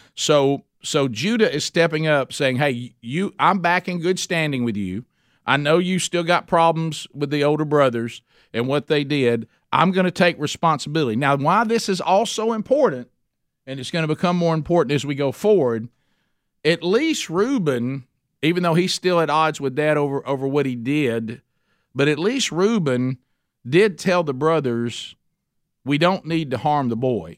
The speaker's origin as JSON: {"language": "English", "town": "Oxford", "region": "Alabama", "country": "United States", "tie": "born or raised there", "said": "my hometown of Oxford, Alabama"}